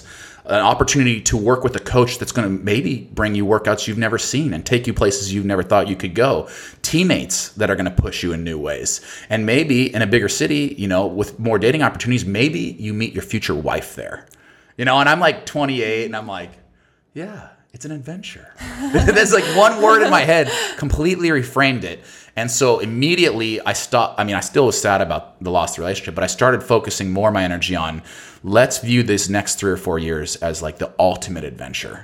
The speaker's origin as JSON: {"language": "English", "town": "Boise", "region": "Idaho", "country": "United States", "also_born_or_lived": "Seattle", "moved": "yes", "said": "I come from Boise, Idaho. I come from like a pretty rural, hum not humble, but like simple background"}